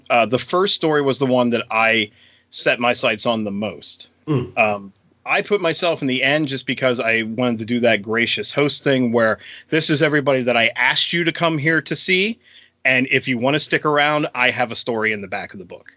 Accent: York, Pennsylvania, United States; a church in good old York, Pennsylvania, my hometown

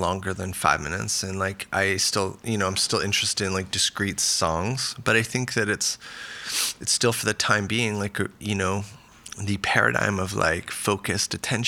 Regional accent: Vancouver, British Columbia, Canada; now in Los Angeles, United States; I grew up in Vancouver

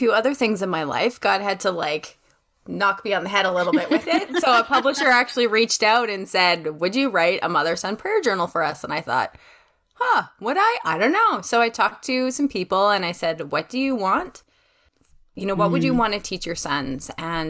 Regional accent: Western Canada, Canada; Yeah. I have a different accent. I come from Western Canada. I try not to say the word A, but if you hear it, please excuse me.

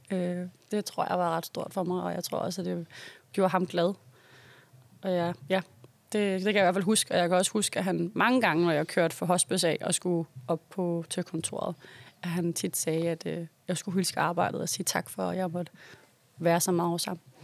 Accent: Copenhagen, Capital Region of Denmark, Denmark

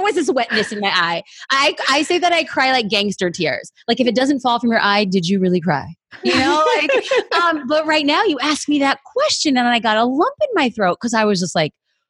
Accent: Los Angeles, California, United States; I'm an LA girl.

